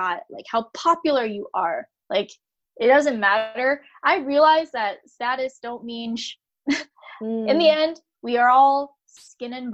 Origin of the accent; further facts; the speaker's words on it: United States; I'm American